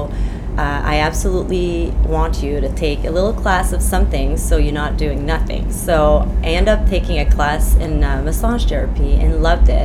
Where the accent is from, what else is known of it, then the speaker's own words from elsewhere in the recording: Quebec, Canada; first language French; English is a second language; I grew up on the Quebec side. My first language is French.